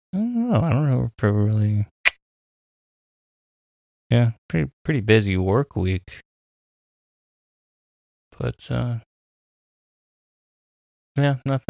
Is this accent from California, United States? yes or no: yes; California, United States; well, I'm like from Orange County.